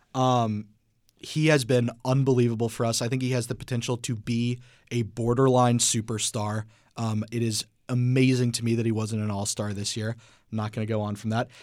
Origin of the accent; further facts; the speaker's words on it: Atlanta, Georgia, United States; I'm from Atlanta